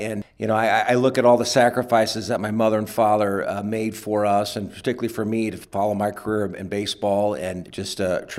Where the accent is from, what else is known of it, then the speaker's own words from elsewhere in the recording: Sioux City, Iowa, United States; Yeah, I grew up in Sioux City, Iowa. I'm the youngest of 10.